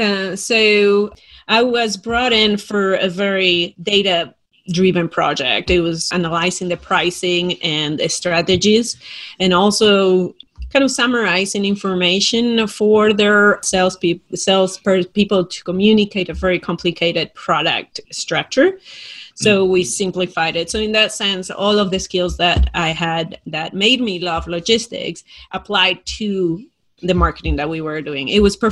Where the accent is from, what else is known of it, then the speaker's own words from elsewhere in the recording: Spain; accent: Spain; It's actually from Spain.